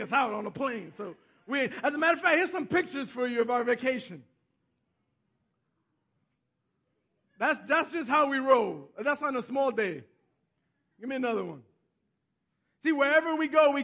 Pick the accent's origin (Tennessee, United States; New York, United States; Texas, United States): New York, United States; New York City; also born or lived in Bronx / Westchester; I'm from Manhattan. I grew up in Manhattan